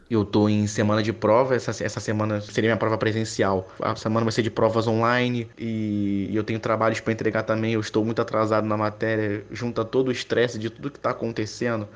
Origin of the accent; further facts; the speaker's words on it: Rio de Janeiro, Brazil; eu tenho 27 anos, eu sou do Rio de Janeiro